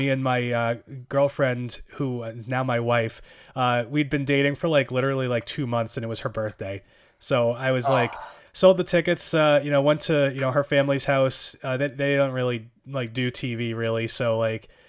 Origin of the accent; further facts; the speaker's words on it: Boston, Massachusetts, United States; I'm from Boston. I grew up here